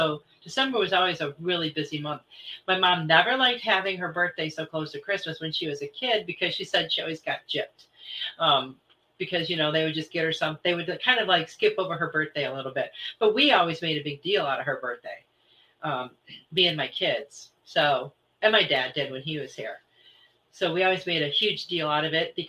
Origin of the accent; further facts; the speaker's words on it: Michigan, United States; moved away; I'm originally from Michigan